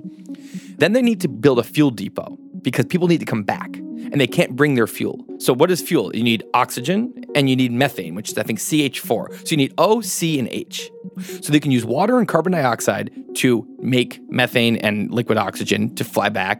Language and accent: English; Boston, Massachusetts, United States; I'm from Boston.